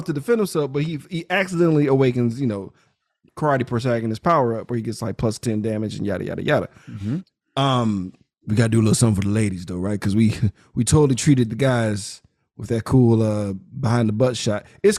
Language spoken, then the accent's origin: English; United States; I'm American.